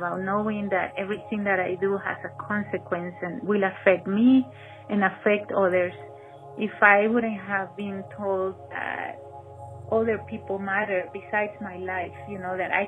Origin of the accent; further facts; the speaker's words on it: Caracas, Capital District, Venezuela; We grew up in a very, very poor neighborhood of Caracas, in the inner city of Caracas